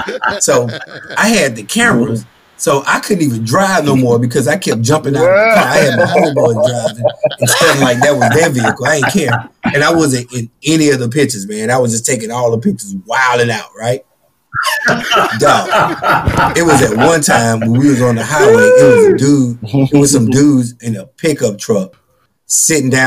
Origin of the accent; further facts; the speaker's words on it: Louisiana, United States; moved away; also born or lived in Atlanta; I'm from Louisiana